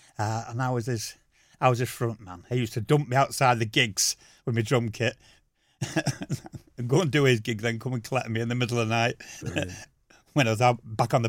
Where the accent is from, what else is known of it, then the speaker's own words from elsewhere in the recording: Wythenshawe, North West England, United Kingdom; also born or lived in Dewsbury; So I then moved out to Withenshaw.